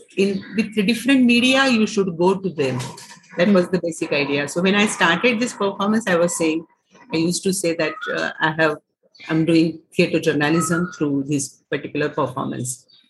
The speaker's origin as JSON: {"language": "English", "region": "Maharashtra", "country": "India", "said": "I am from Maharashtra and Savitri is uh, Maharashtrian, so uh, from childhood we know about her"}